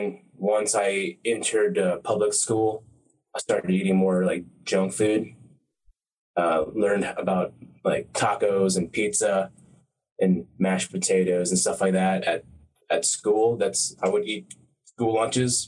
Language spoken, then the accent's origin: English; Snellville, Georgia, United States; I am a Thai American, grew up in Georgia, Snellville, Georgia